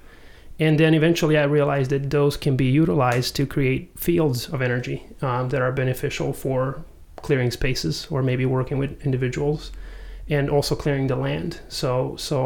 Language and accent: English; Serbia; moved away; also born or lived in Croatia; I was born in Croatia, grew up in Serbia